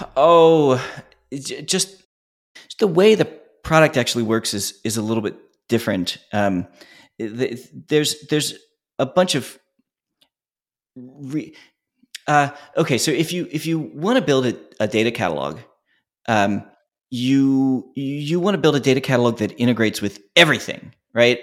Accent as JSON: {"language": "English", "town": "Philadelphia", "region": "Pennsylvania", "country": "United States", "said": "we're originally from Philly"}